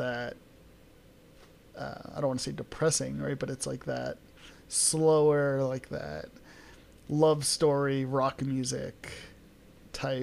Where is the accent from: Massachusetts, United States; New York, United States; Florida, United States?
New York, United States; New York City; I grew up in New York City